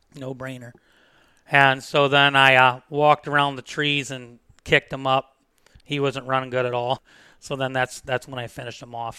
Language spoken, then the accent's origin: English; Defiance, Ohio, United States; moved away as an adult; also born or lived in Williams County, Ohio / West Unity, Ohio; I'm from Defiance. I've lived there for twenty-five years. I moved to Williams